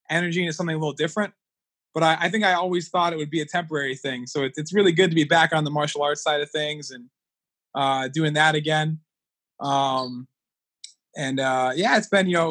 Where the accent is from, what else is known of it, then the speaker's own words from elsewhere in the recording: Connecticut, United States; I grew up here in Connecticut for the most part